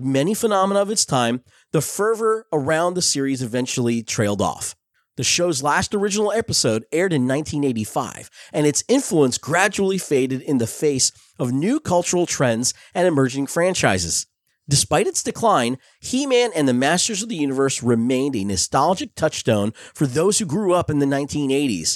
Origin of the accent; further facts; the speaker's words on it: Belleville, New Jersey, United States; When I was a kid growing up in Belleville, New Jersey